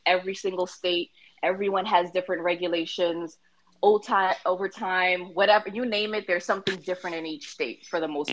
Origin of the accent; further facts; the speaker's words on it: Philippines; I'm actually from the Philippines, my parents are from the Philippines